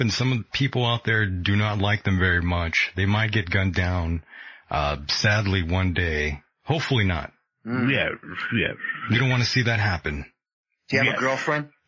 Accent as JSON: {"language": "English", "region": "England", "country": "United Kingdom", "said": "I'm from England"}